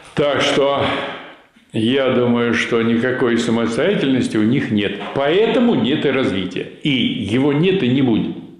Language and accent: Russian; Vyshny Volochyok, Tver Oblast, Russia; в моем родном городе, значит, было несколько фабрик комбинатов в Вышнем Волочке